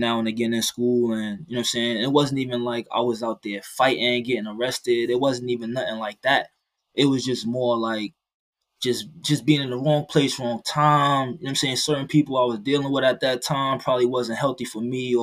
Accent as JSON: {"language": "English", "town": "New York City", "region": "New York", "country": "United States", "tie": "born or raised there", "also_born_or_lived": "Maryland", "moved": "as an adult", "lives_now": "Iowa, United States", "said": "I was born and raised in the Bronx, New York"}